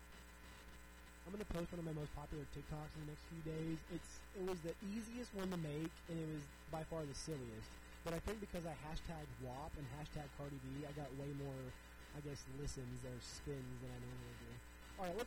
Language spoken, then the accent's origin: English; United States; as an American